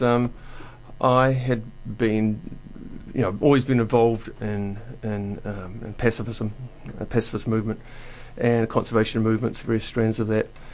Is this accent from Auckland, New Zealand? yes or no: no; Dunedin, Otago, New Zealand; moved away as an adult; also born or lived in Wellington; my hometown of Dunedin